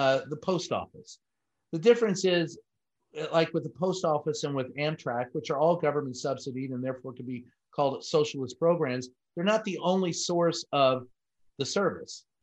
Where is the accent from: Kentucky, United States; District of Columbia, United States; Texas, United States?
Kentucky, United States; Louisville; When I was growing up in Louisville, Kentucky